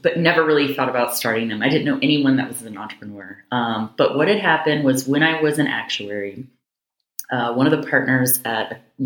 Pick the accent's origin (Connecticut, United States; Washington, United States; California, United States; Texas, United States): Washington, United States; Seattle area; moved away as an adult; also born or lived in New York / Jacksonville, Florida / Chicago / Kentucky; I'm actually from the Seattle area. I grew up in a small town, probably 3,000 people or so.